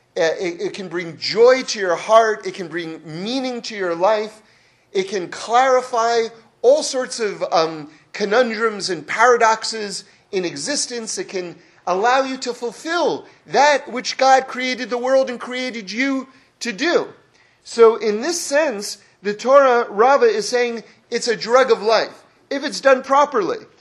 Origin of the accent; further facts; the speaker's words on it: Northeast, United States; I grew up in the Northeast